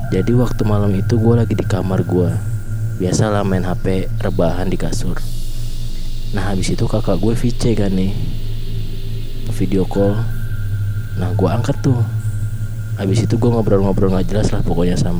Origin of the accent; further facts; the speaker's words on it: Bogor, West Java, Indonesia; Umur gue 18 tahun. Asal gue dari Bogor.